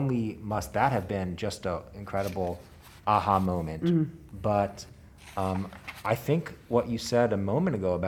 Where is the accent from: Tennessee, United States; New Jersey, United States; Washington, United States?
Tennessee, United States; Memphis; also born or lived in Israel; I grew up in Memphis, lived here pretty much my whole life